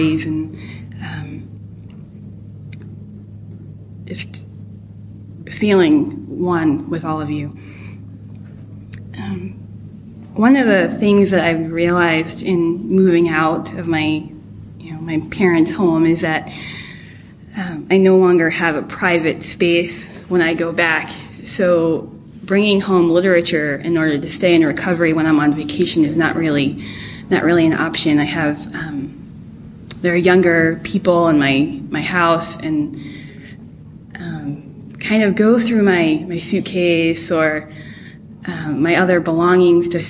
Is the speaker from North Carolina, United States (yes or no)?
no; New Jersey, United States; moved away; I'm originally from New Jersey